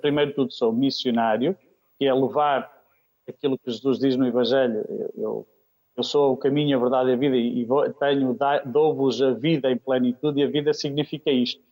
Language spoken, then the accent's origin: Portuguese; Aveiro District, Norte, Portugal; moved away as an adult; also born or lived in Kenya; Eu sou natural de Oliveira das Mães, do Distrito de Aveiro, mas Diocese do Porto.